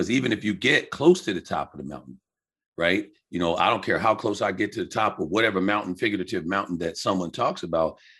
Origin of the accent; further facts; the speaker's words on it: Riverhead, New York, United States; moved away as an adult; also born or lived in the South (summers); I grew up on Long Island with my aunt instead of my biological mom.